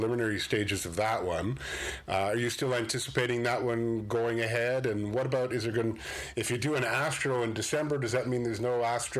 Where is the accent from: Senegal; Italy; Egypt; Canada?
Canada; Montreal, Quebec; I was born in Montreal. I love it